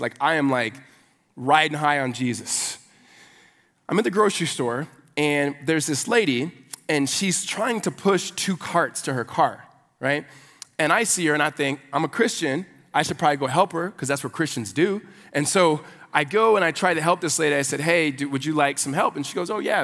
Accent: Los Angeles, California, United States; moved away as an adult; also born or lived in Phoenix, Arizona; now in Arizona, United States; I, I grew up in L A. I'm, I'm an L A kid

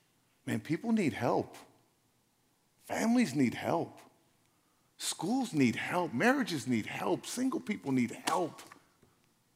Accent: Los Angeles, California, United States; I was from South Central

